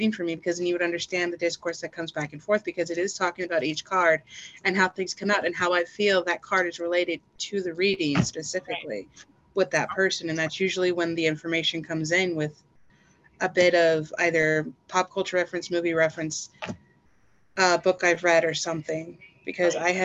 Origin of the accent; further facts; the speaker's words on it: Southern United States, United States; I was raised in the South by a former military father, and I was a trucker